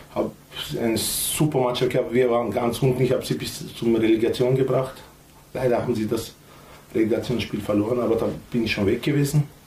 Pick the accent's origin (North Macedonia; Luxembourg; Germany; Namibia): North Macedonia; now in Austria; Wir sind Mazedonier, nicht Nordmazedonier